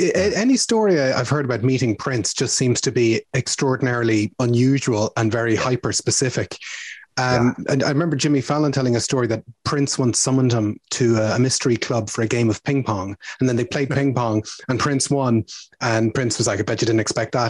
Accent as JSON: {"language": "English", "country": "Ireland", "said": "as an Irish person"}